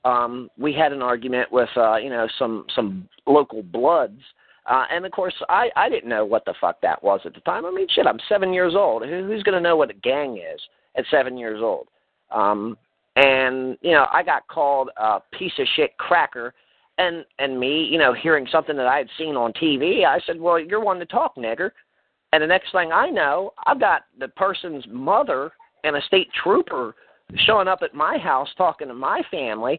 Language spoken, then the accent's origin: English; Baltimore, Maryland, United States; now in Delaware, United States; I originally grew up in Baltimore, Maryland, inner city